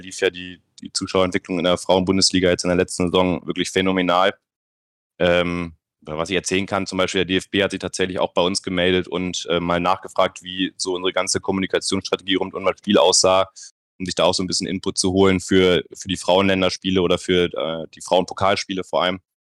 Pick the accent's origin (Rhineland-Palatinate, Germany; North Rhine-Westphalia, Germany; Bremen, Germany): Bremen, Germany; moved away as an adult; now in Nuremberg, Germany; ich komme gebürtig aus Bremen, also eine ganz, ganz andere Ecke